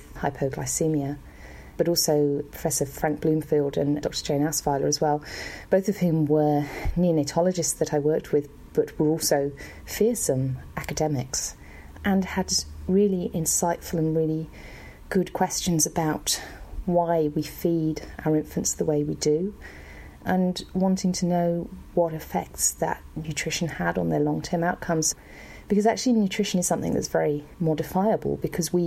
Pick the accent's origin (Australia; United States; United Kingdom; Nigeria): United Kingdom; moved away as an adult; also born or lived in London / New Zealand; I grew up in Brockwith in the UK